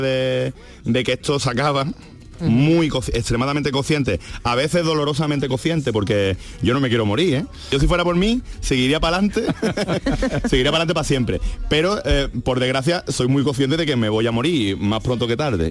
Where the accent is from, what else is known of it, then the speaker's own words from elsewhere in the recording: Andalusia, Spain; yo soy, no solo soy andaluz, sino que soy andalucista